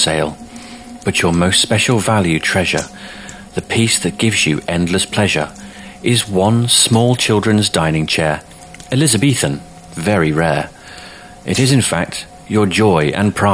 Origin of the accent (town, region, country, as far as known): United Kingdom